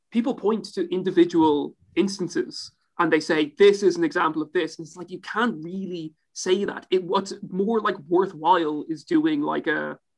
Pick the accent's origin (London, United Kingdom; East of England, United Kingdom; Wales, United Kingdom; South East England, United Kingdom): East of England, United Kingdom; Ipswich; I'm, I'm from Ipswich.